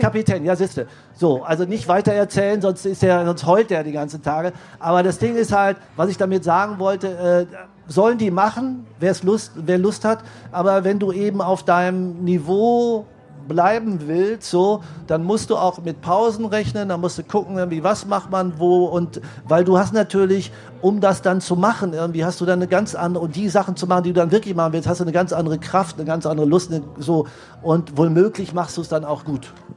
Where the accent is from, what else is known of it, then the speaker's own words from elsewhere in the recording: Marsberg, North Rhine-Westphalia, Germany; ich bin in Marsberg geboren